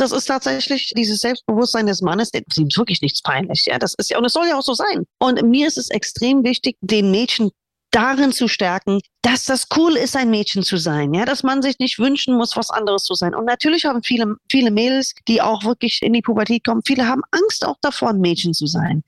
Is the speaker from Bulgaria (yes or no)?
no; United States; now in Germany; da, wo ich groß geworden bin, in USA